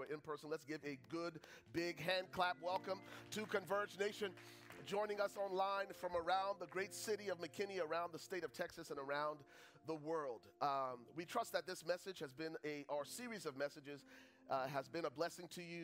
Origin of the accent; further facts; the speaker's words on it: Buchanan, Grand Bassa County, Liberia; moved away; I'm originally from Liberia. Grew up in the second largest city at the time, called Buchanan